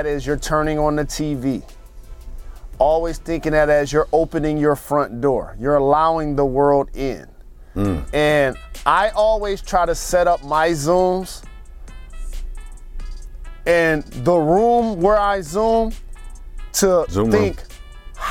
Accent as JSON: {"language": "English", "town": "Detroit", "region": "Michigan", "country": "United States", "said": "I'm from Detroit, and I represent Detroit."}